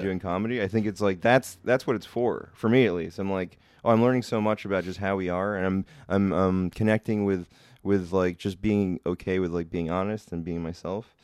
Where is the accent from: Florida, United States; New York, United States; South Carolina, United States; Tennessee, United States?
New York, United States; moved away as an adult; also born or lived in Australia / Portland; I'm from New York